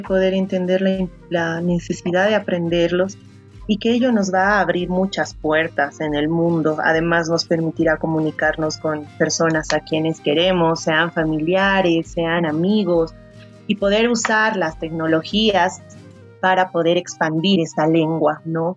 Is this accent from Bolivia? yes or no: yes; Potosí, Bolivia; somos Yahtamasis, porque las dos somos de Potosí